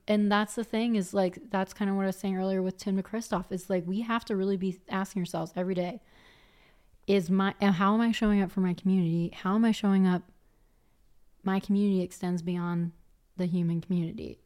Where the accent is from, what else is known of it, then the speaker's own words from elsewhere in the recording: Philadelphia, Pennsylvania, United States; moved away as an adult; also born or lived in Colorado; now in Vancouver, Canada; coming from Philly